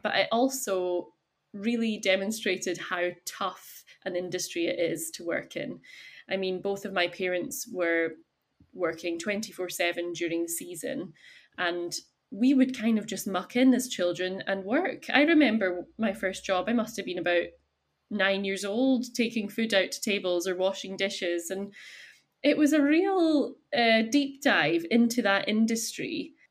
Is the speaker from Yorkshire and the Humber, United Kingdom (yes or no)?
no; Isle of Skye, Scotland, United Kingdom; I am born and bred on Skye, and I grew up in a hotel